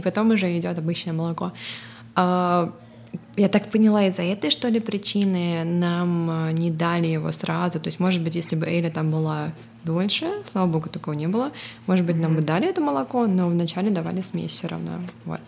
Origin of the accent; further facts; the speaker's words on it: Russia; moved away as an adult; also born or lived in Estonia; now in California, United States; Мы обе родом из России, но сейчас живем в Калифорнии.